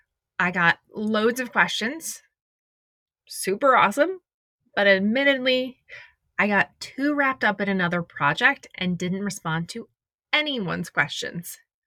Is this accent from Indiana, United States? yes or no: yes; Indiana, United States; also born or lived in Detroit; now in Los Angeles, United States; I live in Los Angeles. I've lived here, I think it's 16 years. Maybe it's 15, 16 next year. I was born in Detroit. My parents moved a lot for my dad's job. I went to high school and college in Indiana.